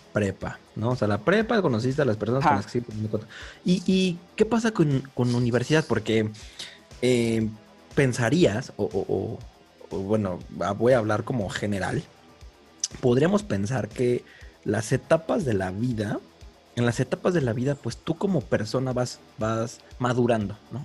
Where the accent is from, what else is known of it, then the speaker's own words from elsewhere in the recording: Mexico City, Mexico; also born or lived in Guadalajara; cuando mis papás deciden regresarse a la capital, por, a la gran capital, por así decirlo, pues a mí me sacan de primero de primaria. Entonces yo llegué a la Ciudad de México, al DF